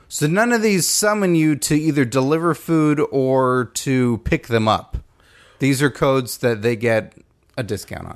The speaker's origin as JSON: {"language": "English", "region": "Texas", "country": "United States", "said": "I'm from Texas"}